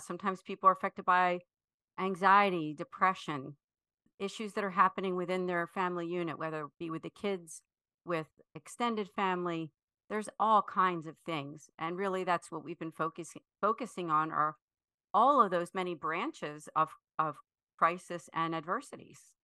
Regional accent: Philadelphia, Pennsylvania, United States; I am from the Philadelphia area, actually, what we consider the greater Philadelphia area, so the suburb, suburban area, north and west, outside of Philadelphia

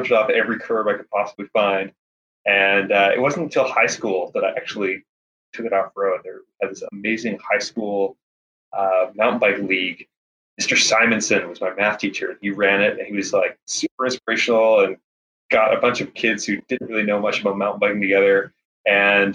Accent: Victoria, British Columbia, Canada; moved away as an adult; now in Portland, United States; I'm from Victoria, BC originally. Just moved down to Portland too.

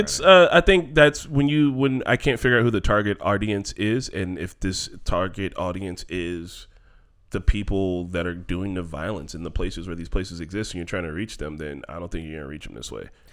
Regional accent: Gary, Indiana, United States; I'm from Gary

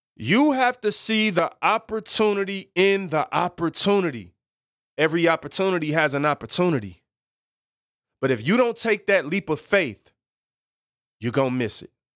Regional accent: Detroit, Michigan, United States; I'm from Seven Mile

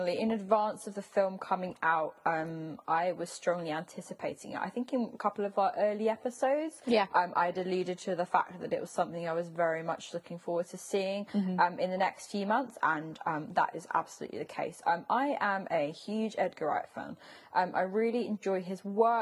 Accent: United Kingdom; as a British person

